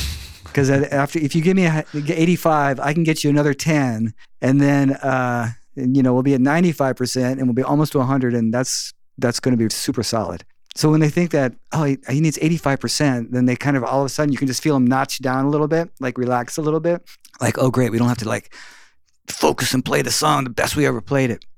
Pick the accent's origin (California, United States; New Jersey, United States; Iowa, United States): California, United States; South Bay; I grew up in the South Bay